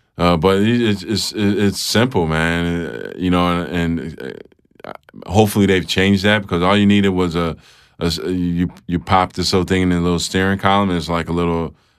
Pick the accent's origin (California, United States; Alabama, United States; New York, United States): New York, United States; Rochester; Rochester, New York, upstate New York.